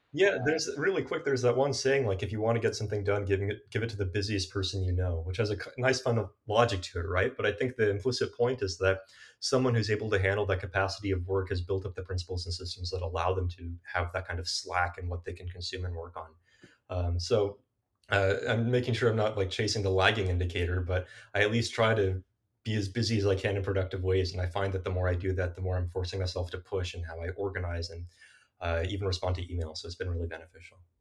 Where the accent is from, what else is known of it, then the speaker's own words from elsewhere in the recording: South Bay, Bay Area, California, United States; I'm a Bay Area kid born and raised uh, in the South Bay in particular